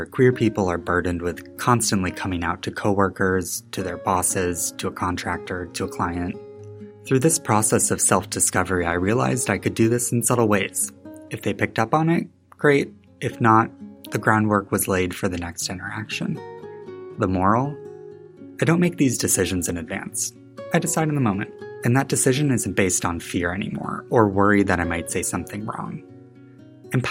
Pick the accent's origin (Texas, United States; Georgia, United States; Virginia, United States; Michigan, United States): Michigan, United States; West; moved away as an adult; now in Chicago, United States; Growing up in West Michigan